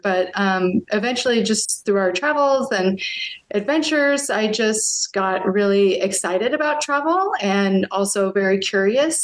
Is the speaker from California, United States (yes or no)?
no; near Seattle, Washington, United States; moved away as an adult; now in Germany; I grew up near Seattle